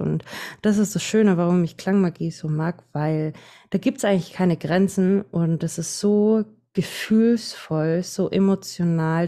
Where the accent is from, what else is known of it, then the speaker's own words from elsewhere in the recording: Franconia, Bavaria, Germany; accent: Franconian; komme aus Bayern. Also für manche hören mein Dialekt raus. Ich bin Fränkin